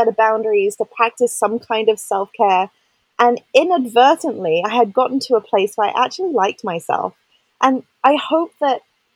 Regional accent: England, United Kingdom; I grew up in England

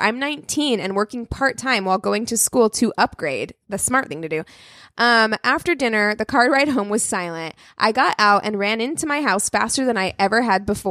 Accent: California, United States; I'm from California

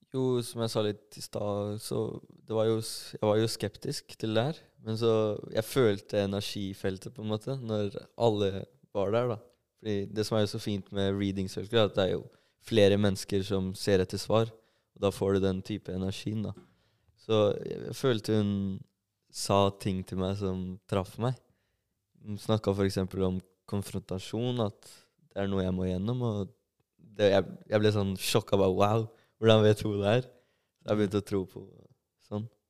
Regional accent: Norway; also born or lived in Sarpsborg / Kosovo (parents); jeg er født i Norge, så føler jeg meg selv som en albaner

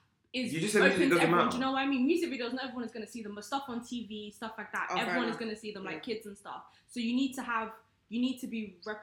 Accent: London, United Kingdom; someone like me from London, I'm talking from East London

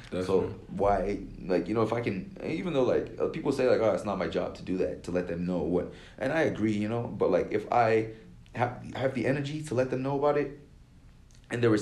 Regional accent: Nigeria; a lot of like african americans are very supportive of uh me as a Nigerian, you know.

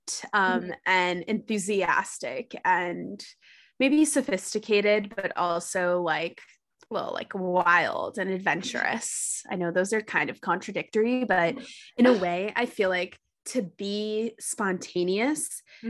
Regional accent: New York City, New York, United States; moved away as an adult; also born or lived in Los Angeles; I ended up back in my hometown of New York City

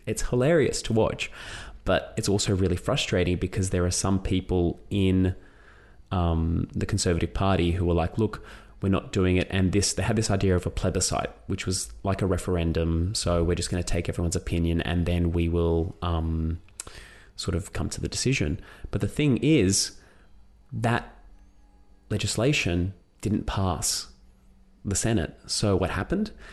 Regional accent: Australia; I've gone from being Greek Australian author

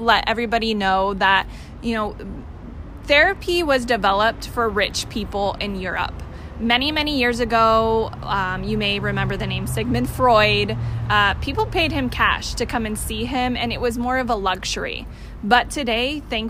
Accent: Stanislaus County, California, United States; I grew up in Stanislaus County

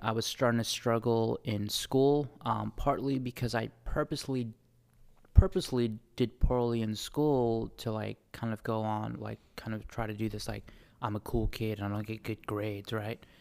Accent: Bay Area, California, United States; accent: New Zealand; also born or lived in New Zealand; I grew up in the Bay Area, um, very diverse, I'm lucky to have grown up there

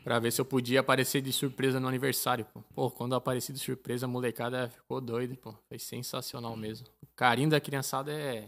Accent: Brazil; moved away as an adult; now in Malta; sou brasileiro

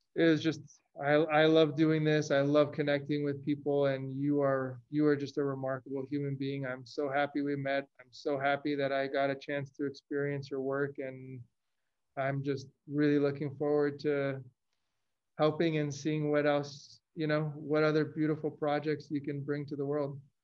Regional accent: Los Angeles, California, United States; moved away as an adult; also born or lived in Chicago; I grew up in Los Angeles. I went to school in Chicago

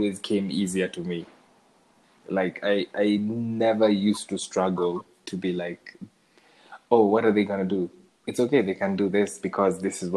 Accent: Kenya; I see myself as a Shags boy, because I grew up in Shags.

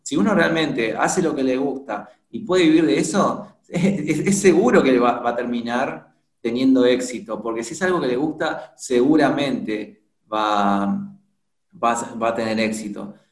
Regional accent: Buenos Aires, Argentina; soy de, Argentina, de Buenos Aires

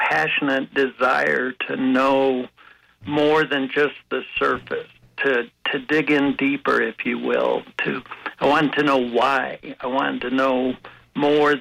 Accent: Brigham City, Utah, United States; now in Colorado, United States; I was born in Brigham City, Utah

